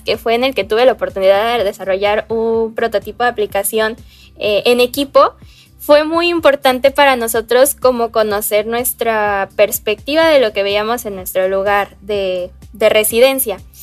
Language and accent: Spanish; Veracruz, Mexico; yo tengo 18 años y yo soy de México, especialmente del estado de Veracruz.